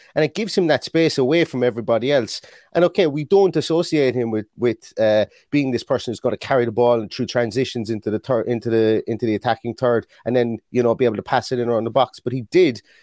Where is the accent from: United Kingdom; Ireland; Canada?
Ireland